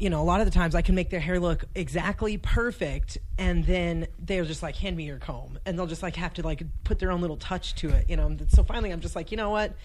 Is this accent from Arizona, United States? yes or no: yes; Casa Grande, Arizona, United States; also born or lived in Phoenix, Arizona / Pinetop, Arizona / Montana; I was born in Phoenix, raised oh raised like half. There's a town called Casa Grande in between Phoenix and Tucson, so okay. I was raised there till I was 11, and then when I was 11, we moved up to Pine Top, which is in the White Mountains